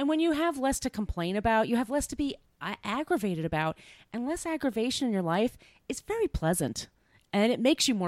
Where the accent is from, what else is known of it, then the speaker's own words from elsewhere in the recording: New York, United States; if you're an impatient person like I am and a New Yorker